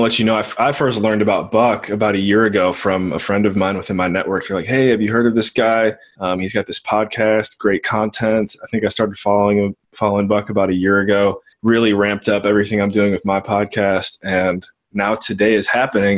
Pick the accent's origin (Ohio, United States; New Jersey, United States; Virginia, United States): Ohio, United States; Cleveland; I'm originally from Cleveland, so I have a little bit of Midwestern blood